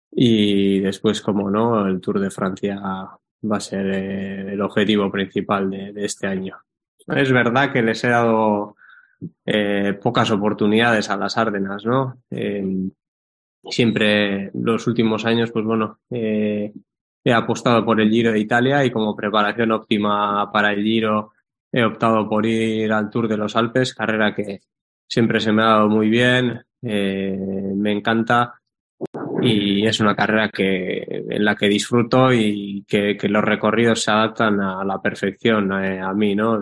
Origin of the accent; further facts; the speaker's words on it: Guernica, Basque Country, Spain; por mi pueblo, por Guernica